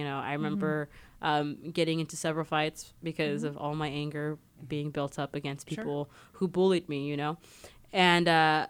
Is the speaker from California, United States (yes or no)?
yes; Mojave Desert, California, United States; moved away as an adult; I come from the Mojave Desert. In the Mojave Desert, there are no Pride Centers.